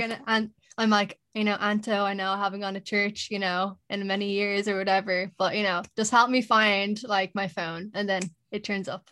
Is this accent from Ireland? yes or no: yes; Dublin, Leinster, Ireland; from Dublin